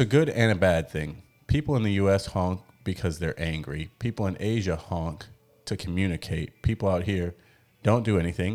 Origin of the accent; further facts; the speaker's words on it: United States; moved away as an adult; now in Mexico; we're from America